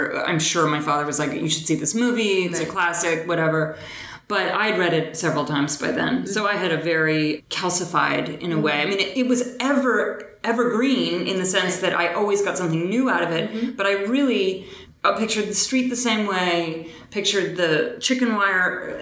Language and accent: English; Boston, Massachusetts, United States; I was raised in Boston, but my entire family on both sides was Southern in root